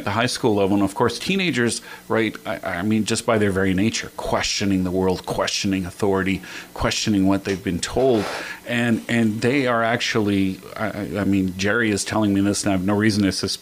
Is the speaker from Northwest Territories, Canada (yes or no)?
yes; Northwest Territories, Canada; I grew up in the Northwest Territories